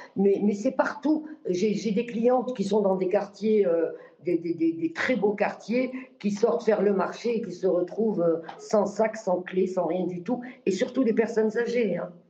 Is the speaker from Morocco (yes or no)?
yes; Morocco; moved away as an adult; now in France; je suis né moi-même au Maroc et j'ai vécu le tiers-monde déjà. Et je suis revenu en France à l'âge de 18 ans.